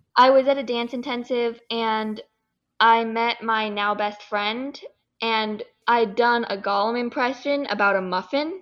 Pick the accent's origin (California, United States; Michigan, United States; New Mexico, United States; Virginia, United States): California, United States; I'm from California